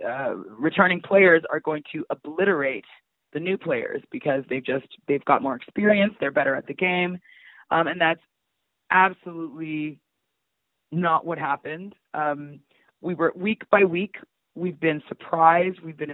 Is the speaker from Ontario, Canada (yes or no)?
yes; Toronto, Ontario, Canada; I'm from North York, but I was very sheltered